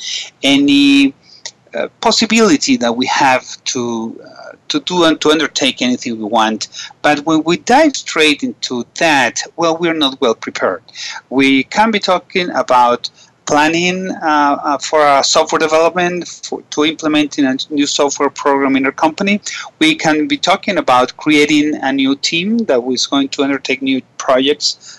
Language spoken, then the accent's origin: English; Caracas, Capital District, Venezuela; I'm from Caracas and I'm calling this today from Caracas, Venezuela